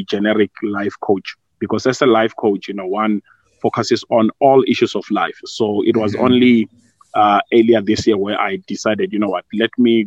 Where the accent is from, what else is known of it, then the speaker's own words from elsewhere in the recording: Vuwani, Limpopo, South Africa; also born or lived in Polokwane; born and bred in Vuani in Limpopo. That's just outside the famous town of Thohoyandou.